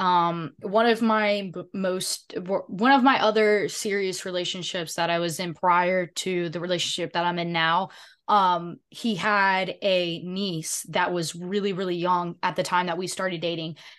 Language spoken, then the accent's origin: English; the South, United States; I'm from the South